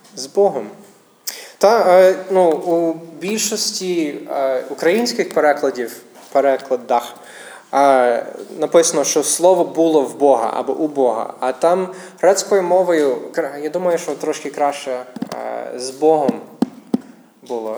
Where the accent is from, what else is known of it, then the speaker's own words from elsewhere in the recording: United States; Ukrainian is a second language; now in Ukraine; я місіонер з Америки, тому українська не моя рідна мова